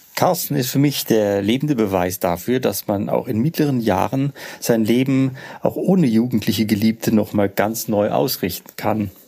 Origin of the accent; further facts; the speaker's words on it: Bad Vilbel, Hesse, Germany; accent: Hessian; moved away; bin ich ein ausgewanderter Hesse. Ich bin in Bad Vilbel geboren.